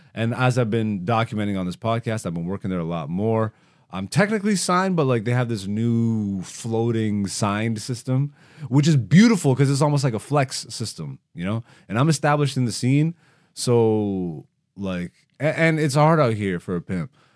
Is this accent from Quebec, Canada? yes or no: no; London, Ontario, Canada; also born or lived in Greece; I grew up in London, Ontario